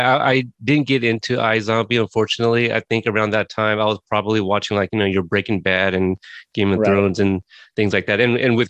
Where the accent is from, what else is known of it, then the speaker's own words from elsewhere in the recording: Corpus Christi, Texas, United States; I was born in Corpus Christi, Texas